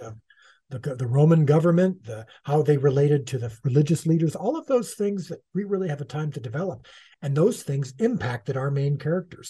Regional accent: United States; as an American Gentile

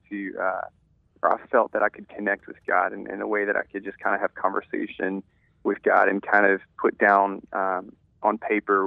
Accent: Louisiana, United States; born and raised in a small town, and it's home

